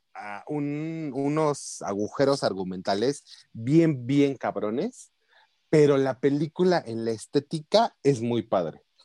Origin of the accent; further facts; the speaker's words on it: Mexico; nosotros como mexicanos